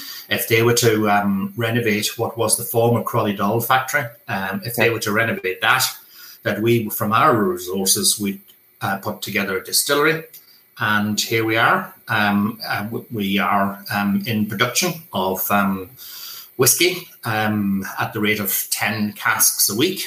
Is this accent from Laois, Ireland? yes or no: no; Ranafast, near Crolly, County Donegal, Ireland; I'm from Runafarshire, just over the road. I have been involved in the Irish language all of my life